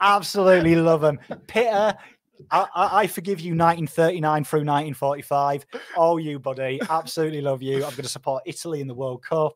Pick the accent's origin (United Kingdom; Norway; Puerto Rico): United Kingdom; Pom, England; Me, me fellow Pom, honorary Pom